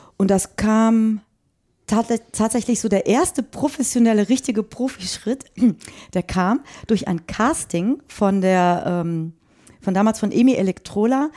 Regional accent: Frechen, North Rhine-Westphalia, Germany; also born or lived in Cologne; ich bin in, in, Köln, in Frechen groß geworden und habe da auch äh, dann irgendwann mein Abitur gemacht.

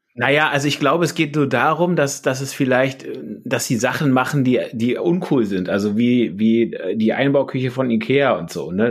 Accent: Berlin, Germany; moved away; Also ich bin Reinickendorfer

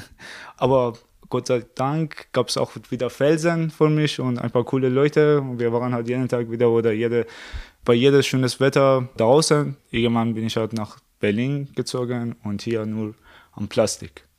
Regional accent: Iran; German is a second language; moved away as an adult; also born or lived in Tehran; now in Germany; ich komme aus dem Iran, Seit 2013 bin ich in Deutschland wegen des Studium.

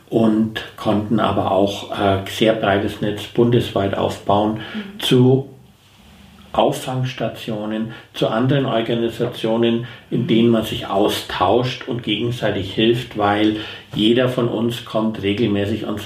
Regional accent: Bayreuth, Bavaria, Germany; ich bin 55 Jahre alt, wohne in seibotten bin gebürtiger Bayreuther

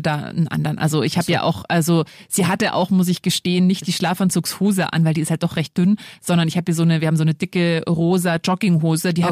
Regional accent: Lower Bavaria, Germany; Ich bin auch in Niederbayern groß geworden

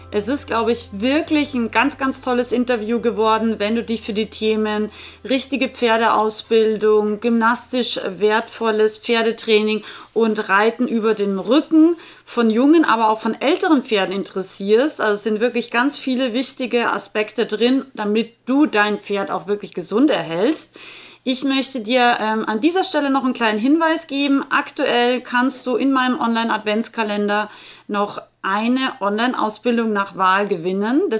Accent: Austria; now in Germany; Ich komme ursprünglich aus Österreich, ähm, lebe aber schon sehr, sehr lange im schönen Bayern.

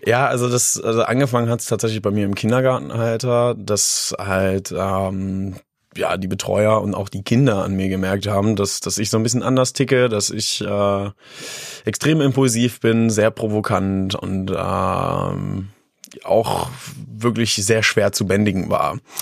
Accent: Hattorf am Harz, Lower Saxony, Germany; now in Göttingen, Germany; Aufgewachsen bin ich tatsächlich in Hattorf am Harz

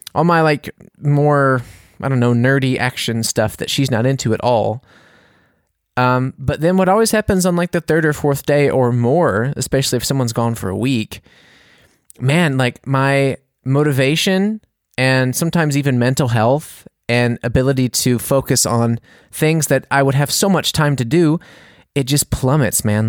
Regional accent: United States; now in Bavaria, Germany; I'm American

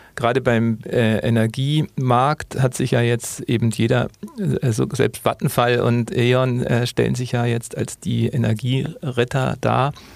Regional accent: Munich, Bavaria, Germany; als Münchner

